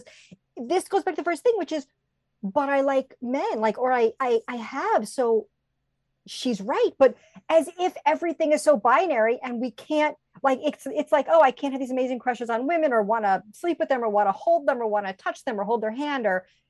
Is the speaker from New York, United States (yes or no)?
yes; New York City, New York, United States; I grew up in Little Neck